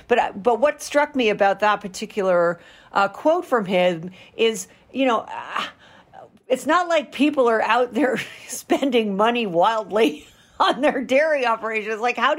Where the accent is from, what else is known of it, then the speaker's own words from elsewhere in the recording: Rhode Island, United States; my home state of Rhode Island.